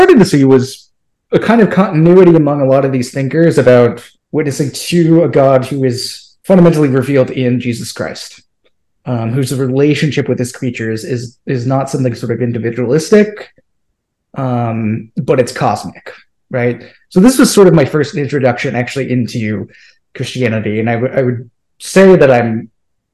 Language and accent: English; near Des Moines, Iowa, United States; I'm originally from central Iowa. So I grew up near Des Moines, Iowa